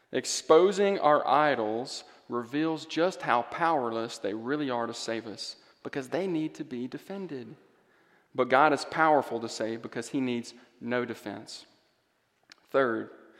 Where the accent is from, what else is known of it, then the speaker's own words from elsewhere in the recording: Greenville, Mississippi, United States; moved away; That's my hometown.